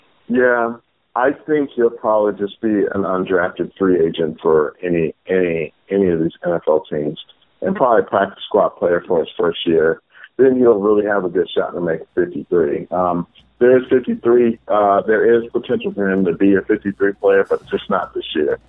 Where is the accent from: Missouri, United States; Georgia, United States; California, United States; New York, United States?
Georgia, United States; Atlanta; I am from Atlanta